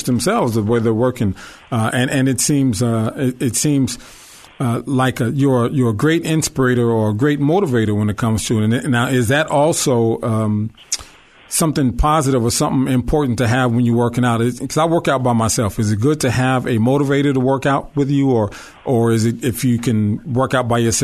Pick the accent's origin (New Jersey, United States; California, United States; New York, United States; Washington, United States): California, United States; Long Beach; moved away; We come from Long Beach Poly. Our high school has the single most athletes in the pros.